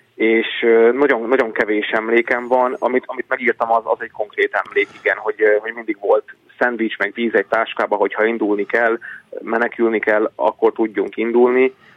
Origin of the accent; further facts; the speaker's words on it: Senta, Vojvodina, Serbia; moved away; also born or lived in Szeged; én Zentán születtem, Zenta az egy olyan város, ahol azért többségében magyarok élnek